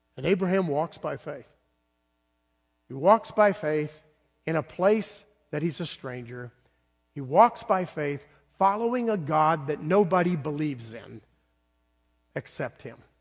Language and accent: English; the South, United States; also born or lived in Northeast United States; now in Bloomington, United States; I was born in the South